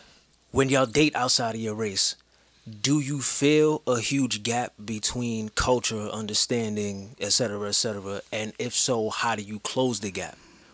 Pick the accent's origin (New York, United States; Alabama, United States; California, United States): New York, United States; New York City; I grew up in the Bronx.